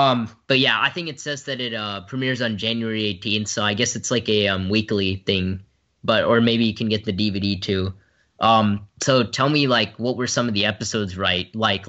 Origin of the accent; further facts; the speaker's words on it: Brentwood, Tennessee, United States; from Brentwood, Tennessee